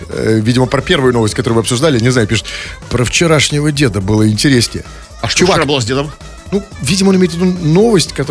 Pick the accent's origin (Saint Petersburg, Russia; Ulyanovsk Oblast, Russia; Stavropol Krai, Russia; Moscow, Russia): Saint Petersburg, Russia; Мы петербуржцы без ножа.